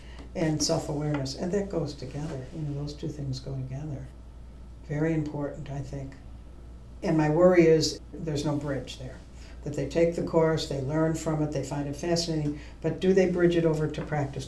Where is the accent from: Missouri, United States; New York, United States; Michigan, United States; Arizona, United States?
New York, United States; Buffalo; I'm from Buffalo, New York